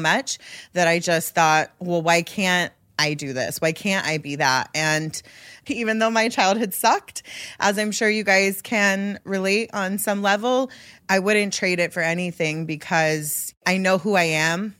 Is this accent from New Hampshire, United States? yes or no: no; Mississippi, United States; I'm from Mississippi. My mom was a victim of domestic violence at a very young age, and she almost died at the hands of her fiance. And, you know, I grew up in an abusive household